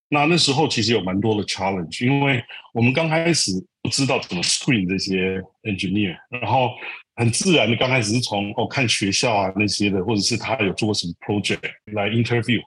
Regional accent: Taiwan; moved away as an adult; also born or lived in Silicon Valley, United States; I, I come from Taiwan, I grew up in Taiwan.

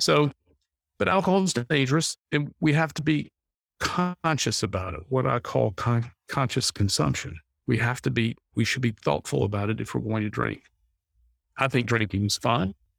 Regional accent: North Carolina, United States; I grew up in North Carolina

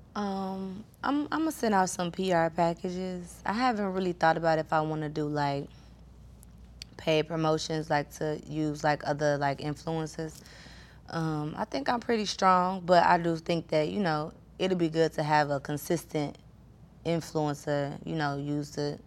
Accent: Chicago, Illinois, United States; I'm like from Chicago

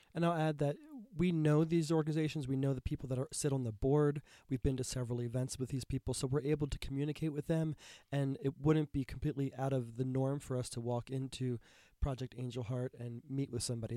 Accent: United States; as an American who's grown up being conditioned that tipping is proper

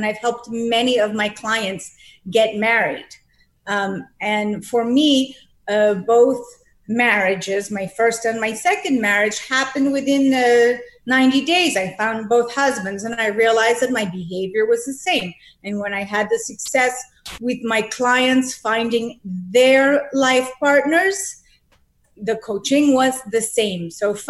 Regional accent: Boston, Massachusetts, United States; I am from Boston, Massachusetts.

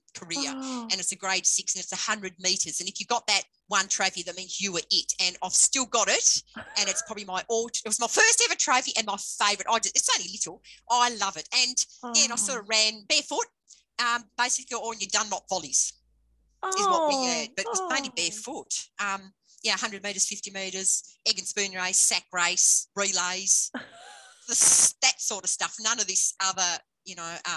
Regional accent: Hampshire, Tasmania, Australia; I grew up in Hampshire, which is the back of Burnie

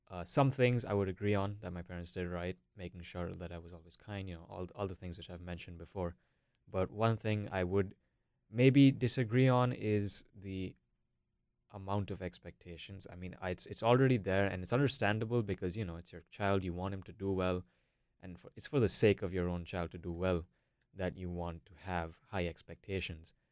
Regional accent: Bangalore, Karnataka, India; moved away as an adult; also born or lived in Minneapolis, United States; now in North Carolina, United States; I can say that I'm from India. So, I live in Bangalore. I lived in Bangalore for about 15 years, and now I'm over here for college.

